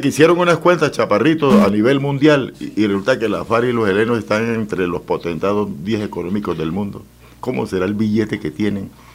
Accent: Casabe, Antioquia, Colombia; born or raised there

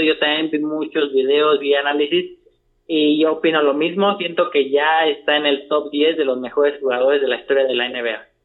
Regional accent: Mexico; como buen mexicano

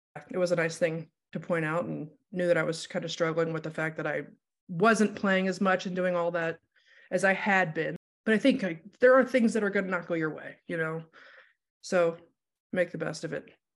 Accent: Ohio, United States; moved away as an adult; now in Denver, United States; I grew up in Ohio, moved here for college

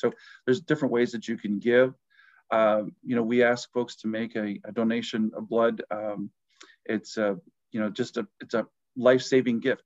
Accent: New Lisbon, Wisconsin, United States; where I grew up, my hometown is uh, New Lisbon, Wisconsin. That I grew up on a farm

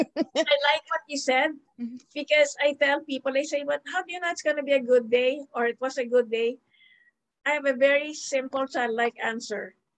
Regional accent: Philippines; I am Filipino, I am based in the Philippines, and yet I didn't grow up in a local school. I grew up in a multicultural, interdenominational school

